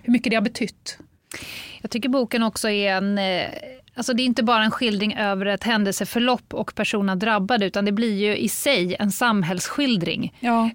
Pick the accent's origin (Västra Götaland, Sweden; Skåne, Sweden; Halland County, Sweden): Västra Götaland, Sweden; Gothenburg; Jag är göteborgare